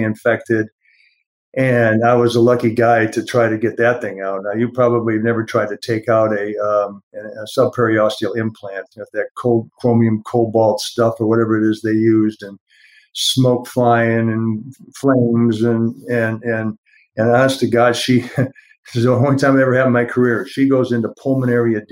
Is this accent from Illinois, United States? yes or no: yes; Ottawa, Illinois, United States; moved away; my hometown of Ottawa, Illinois